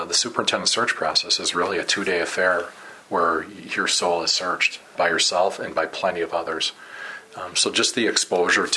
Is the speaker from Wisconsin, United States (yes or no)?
yes; Madison, Wisconsin, United States; moved away as an adult; also born or lived in Burnsville, Minnesota; now in St. Paul, United States; I'm a capital city kid, as I've said often, being born and raised in Madison and working there